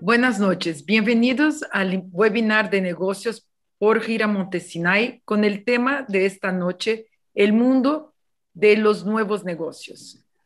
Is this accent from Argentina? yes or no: no; Mexico; Yo nací en el corazón agrícola de México